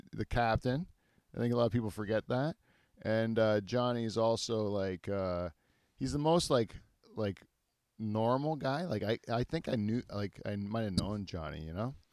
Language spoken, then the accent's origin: English; Canada; as Canadians